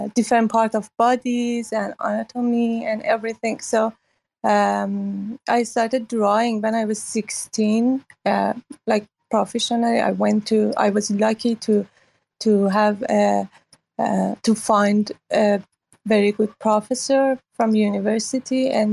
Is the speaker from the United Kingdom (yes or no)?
no; Iran; moved away as an adult; now in Hong Kong; I grew up in Iran after revolution, and then I lived through Iran and Iraq war, and left Iran 2009